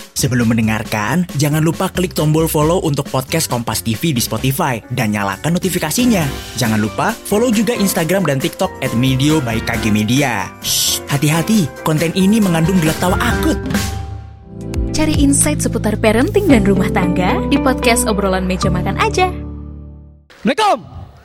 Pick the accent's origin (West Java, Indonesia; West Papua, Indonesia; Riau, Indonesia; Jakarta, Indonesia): Jakarta, Indonesia; Betawi; kita orang Betawi